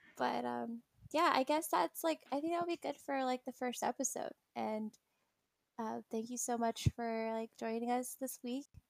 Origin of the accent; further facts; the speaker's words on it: California, United States; I'm from California